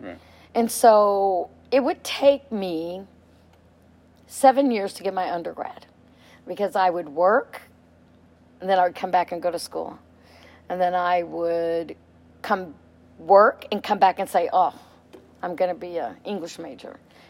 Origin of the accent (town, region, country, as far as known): Houston, Texas, United States; born or raised there